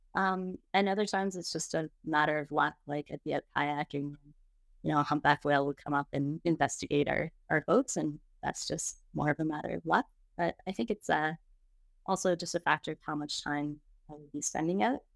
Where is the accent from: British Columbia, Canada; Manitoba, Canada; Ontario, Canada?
Ontario, Canada; Toronto; moved away as an adult; now in Calgary, Canada; I'm originally from Toronto. I escaped shortly after high school